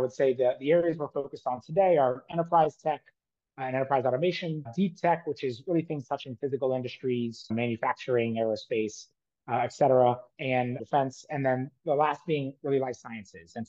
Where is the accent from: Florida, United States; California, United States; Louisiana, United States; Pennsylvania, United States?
Louisiana, United States; New Orleans; moved away as an adult; also born or lived in Australia; now in New York, United States; I grew up in New Orleans.